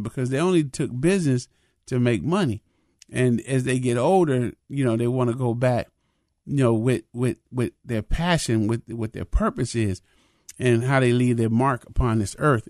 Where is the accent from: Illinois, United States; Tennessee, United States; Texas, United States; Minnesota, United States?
Minnesota, United States; I'm a Minnesotan